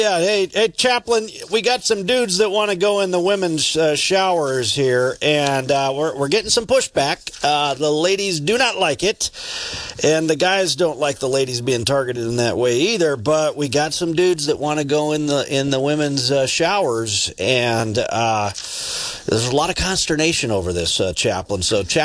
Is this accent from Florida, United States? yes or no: no; northeast Montana, United States; for those of us who grew up in the Lutheran church, you know, up there in northeast Montana, growing up in the Lutheran church